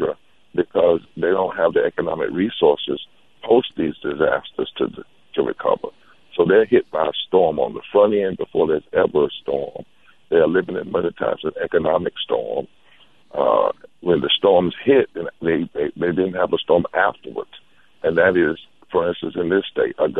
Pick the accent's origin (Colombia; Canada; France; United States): United States; the South; I'm from the South